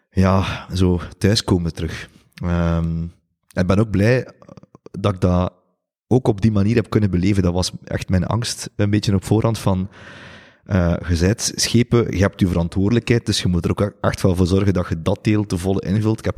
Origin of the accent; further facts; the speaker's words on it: Ghent, Flanders, Belgium; ik denk dat we dat soms onderschatten als, als Gentenaars